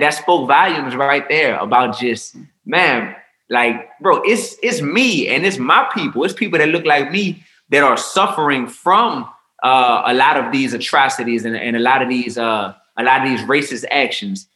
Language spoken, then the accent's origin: English; New Orleans, Louisiana, United States; I come from New Orleans, Louisiana, which is a big melting pot